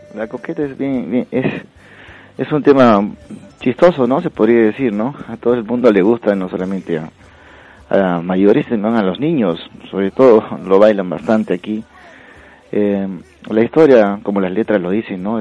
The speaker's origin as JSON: {"language": "Spanish", "town": "Huancayo", "region": "Junín", "country": "Peru", "tie": "born or raised there", "moved": "yes", "lives_now": "Spain", "said": "la, la, provincia donde yo vengo es de Huancayo"}